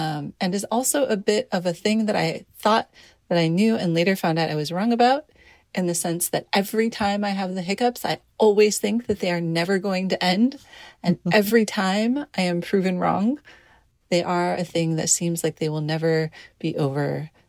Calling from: San Diego, California, United States; I'm voice memoing from San Diego, California.

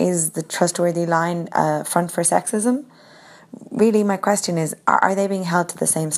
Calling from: Ireland

